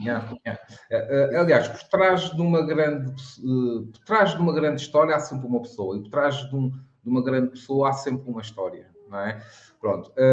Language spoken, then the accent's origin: Portuguese; Madeira, Portugal